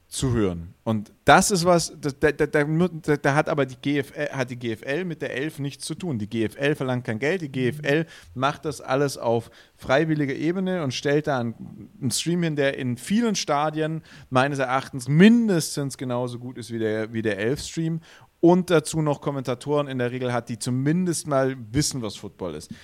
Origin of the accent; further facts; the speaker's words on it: Swabia, Germany; accent: Swabian; als Schwabe würde ich einfach Straubing Spiders sagen, ja. Weil ein SP und ein ST ist im Schwäbischen immer ein Sch